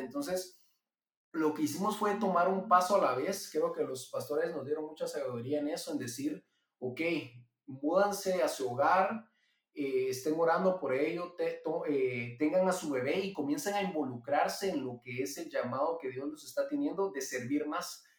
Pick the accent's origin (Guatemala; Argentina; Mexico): Guatemala; Yo soy guatemalteco, vivo aquí en Guatemala y me crié aquí toda la vida